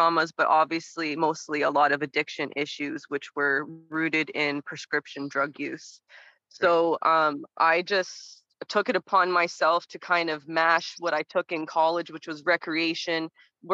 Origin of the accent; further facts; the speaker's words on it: Toronto, Ontario, Canada; I grew up in Toronto.